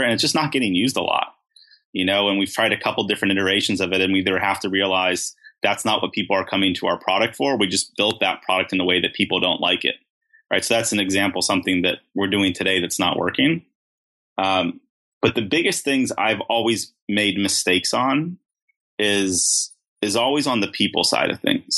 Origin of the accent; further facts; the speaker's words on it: Beverly Hills, California, United States; I grew up in Beverly Hills.